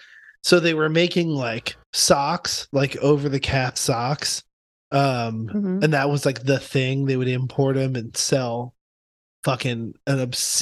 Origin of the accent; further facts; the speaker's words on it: Mount Laurel, New Jersey, United States; moved away as an adult; also born or lived in Philadelphia; now in Baltimore, United States; I grew up in South Jersey, like 20 minutes outside of Philly.